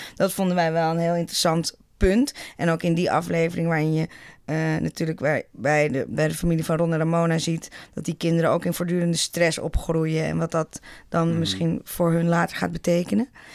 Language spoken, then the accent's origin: Dutch; Netherlands